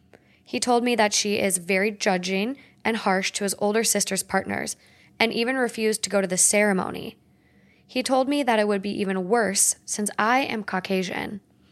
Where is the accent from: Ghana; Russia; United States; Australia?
Australia; I am born and raised in Australia.